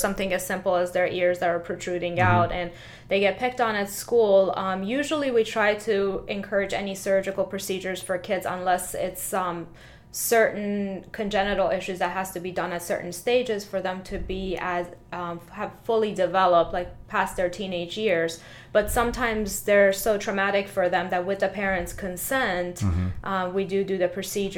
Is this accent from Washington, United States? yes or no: no; Tampa, Florida, United States; also born or lived in Philadelphia / Fort Lauderdale / Manhattan; I was raised in Tampa area